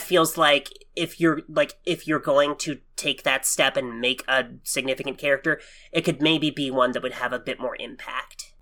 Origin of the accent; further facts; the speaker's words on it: Oklahoma, United States; I'm born and raised in Oklahoma